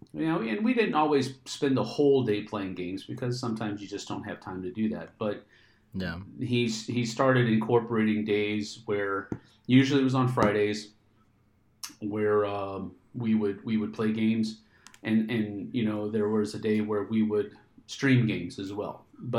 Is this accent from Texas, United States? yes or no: yes; Texas, United States; I grew up in Texas, so I'm not a stranger to heat.